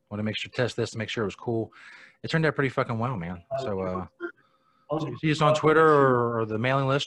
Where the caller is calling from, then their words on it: Ohio, United States; Uh, I'm near Cincinnati.